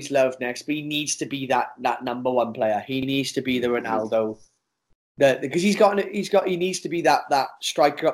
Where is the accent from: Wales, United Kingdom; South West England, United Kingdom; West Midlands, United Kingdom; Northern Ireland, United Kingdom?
Wales, United Kingdom